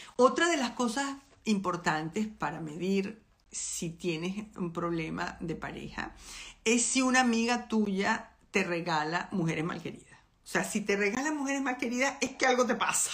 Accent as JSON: {"language": "Spanish", "country": "Venezuela", "moved": "as an adult", "said": "yo soy venezolana"}